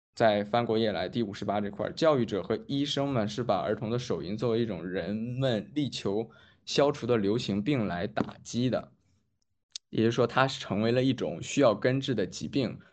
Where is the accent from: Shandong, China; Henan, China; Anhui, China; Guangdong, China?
Shandong, China; 我们山东人